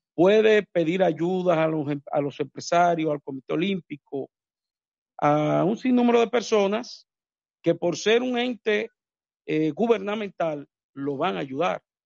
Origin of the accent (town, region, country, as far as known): Dominican Republic